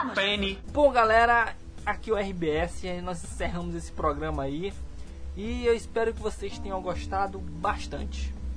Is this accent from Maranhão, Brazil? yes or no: yes; Paço do Lumiar, Maranhão, Brazil; also born or lived in São Luís; nós somos de São Luís, cara somos São Luís, somos, pra falar a verdade, somos de Pato